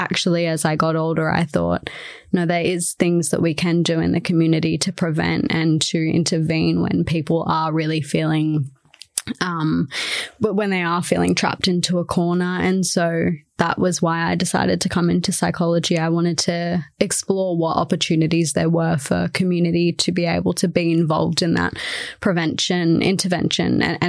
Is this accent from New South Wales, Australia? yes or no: yes; Shellharbour, New South Wales, Australia; So I moved here from Shell Harbour, which is on the east coast of Australia, about 40 minutes south of Wollongong.